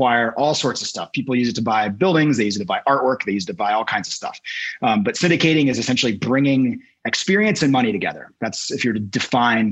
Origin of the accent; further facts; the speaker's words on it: Washington, United States; moved away as an adult; now in Boulder, United States; we began acquiring small multifamilies in my hometown of Washington, in Washington State.